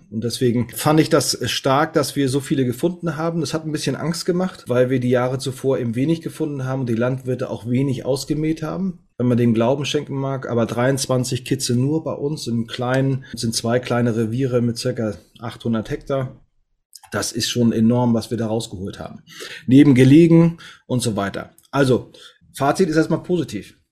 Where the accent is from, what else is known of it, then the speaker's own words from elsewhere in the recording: Northern Germany, Germany; bin Norddeutscher